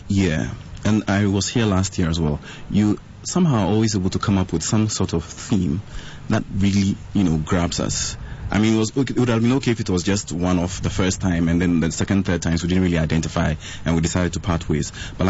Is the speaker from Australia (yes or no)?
no; Sekondi-Takoradi, Western Region, Ghana; moved away; I grew up in Takoradi.